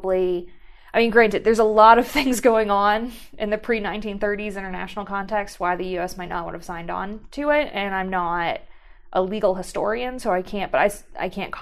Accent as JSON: {"language": "English", "town": "Pittsburgh", "region": "Pennsylvania", "country": "United States", "tie": "born or raised there", "said": "I'm from Pittsburgh"}